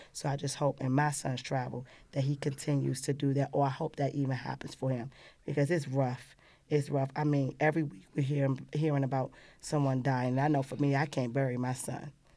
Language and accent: English; Washington, District of Columbia, United States; I grew up in Ward Eight, Southeast